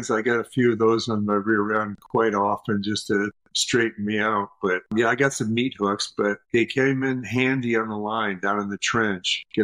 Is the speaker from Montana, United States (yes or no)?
no; Minneapolis, Minnesota, United States; also born or lived in Iowa / St. Louis / Connecticut / Deerfield, Illinois; I grew up in Minneapolis.